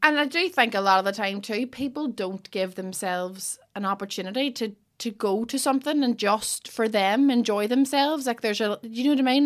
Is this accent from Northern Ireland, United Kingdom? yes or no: yes; Derry, Northern Ireland, United Kingdom; I'm from Derry